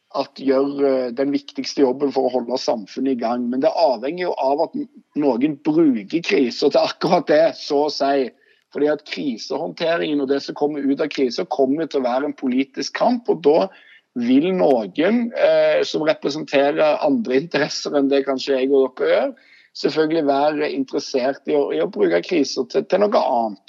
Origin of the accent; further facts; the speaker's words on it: Stavanger, Rogaland, Norway; accent: Stavanger dialect; Jeg er fra Stokka Eiganes